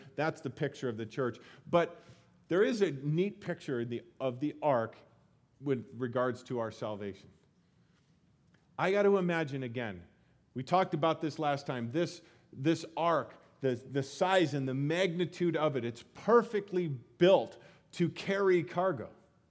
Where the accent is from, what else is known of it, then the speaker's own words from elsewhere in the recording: Colorado, United States; I grew up in Colorado, and seeing the Rocky Mountains became something that I never, every day, no big deal. I miss them now.